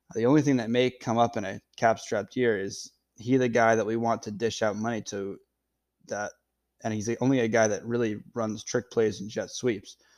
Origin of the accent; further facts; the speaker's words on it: Freeport, Maine, United States; I am from Freeport, Maine, small town.